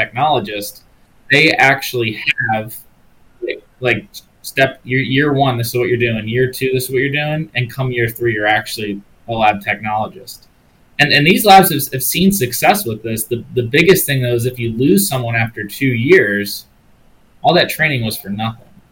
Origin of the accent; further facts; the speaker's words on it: Maryland, United States; my home state of Maryland